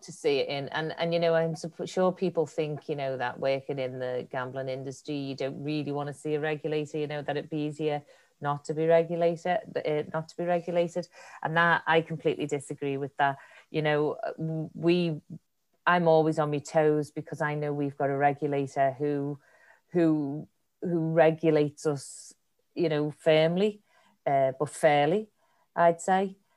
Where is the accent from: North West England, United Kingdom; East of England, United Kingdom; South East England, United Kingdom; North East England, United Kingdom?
North West England, United Kingdom; Liverpool; accent: Liverpudlian; now in Ireland; As you can tell by my accent, I am definitely a Liverpoolian